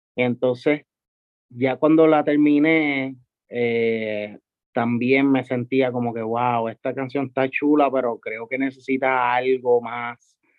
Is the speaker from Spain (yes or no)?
no; San Juan, Puerto Rico; yo soy de Santurce toda la vida también, so, criándome por ahí